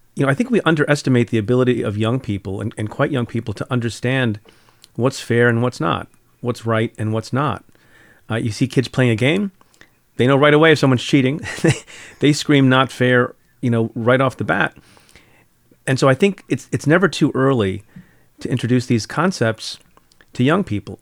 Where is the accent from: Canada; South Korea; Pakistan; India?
India; moved away; And I'm from India, was born in India